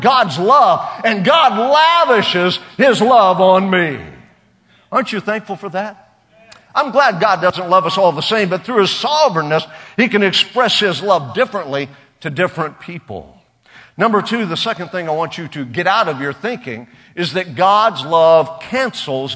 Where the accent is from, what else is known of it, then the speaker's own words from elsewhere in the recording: Oklahoma, United States; We're from Oklahoma. It's all right. Every boy has a pocket knife there.